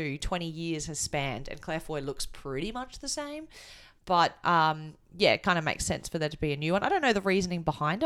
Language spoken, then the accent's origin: English; Australia; I've grown up, you know, in Australia